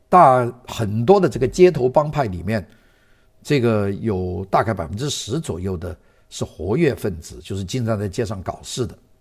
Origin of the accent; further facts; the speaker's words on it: Guangdong, China; 这一带是讲粤语的， 就讲我们广东话， 就白话